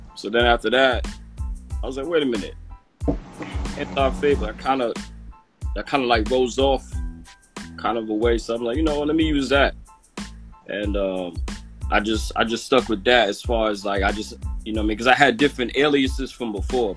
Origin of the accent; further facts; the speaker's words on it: New York City, New York, United States; from Brooklyn, uh, Canarsie, Brooklyn.